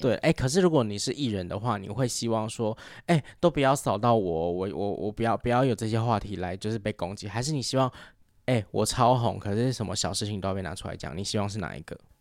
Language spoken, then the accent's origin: Chinese; Taiwan; accent: Taiwanese Mandarin; 有时候听别人在学所谓的就是台湾普通话的腔调，嗯、我就会觉得。哎，我们平常讲话有这样吗？